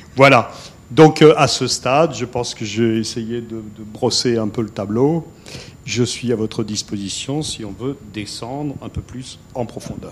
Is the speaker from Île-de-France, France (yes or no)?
no; Alsace, Grand Est, France; je suis Alsacien, ce qui n'est pas forcément une tare absolue. Euh, je suis très attaché à mon pays